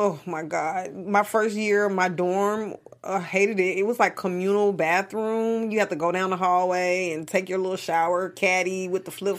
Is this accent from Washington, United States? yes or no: no; Memphis, Tennessee, United States; moved away as an adult; also born or lived in New Orleans; I went to school in New Orleans, and I'm from Memphis.